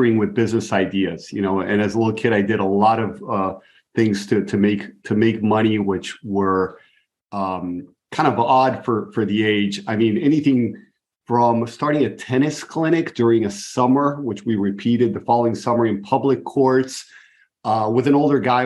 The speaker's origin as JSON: {"language": "English", "country": "Brazil", "tie": "born or raised there", "also_born_or_lived": "Buenos Aires, Argentina", "moved": "yes", "said": "I grew up in Brazil, so I'm fluent in Portuguese."}